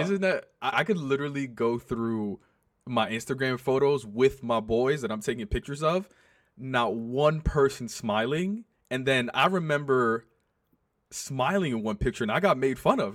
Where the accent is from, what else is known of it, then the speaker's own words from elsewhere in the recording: New York, United States; also born or lived in South Bronx; I went to high school in the South Bronx, but I grew up on the Upper West Side